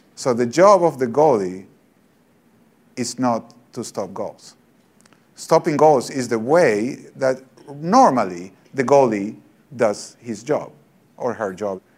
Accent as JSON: {"language": "English", "country": "Argentina", "said": "I'm from Argentina"}